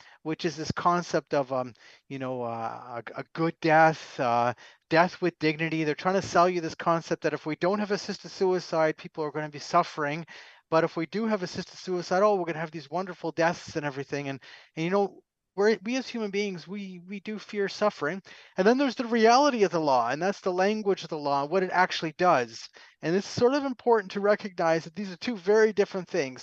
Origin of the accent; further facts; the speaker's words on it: Canada; I'm a Canadian, don't hold that against me, but nonetheless, I'm a Canadian